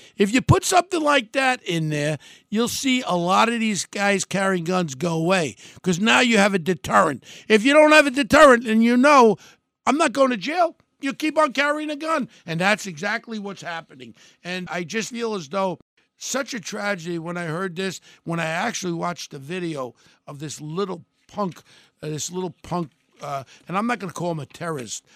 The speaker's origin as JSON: {"language": "English", "country": "United States", "said": "We're an American"}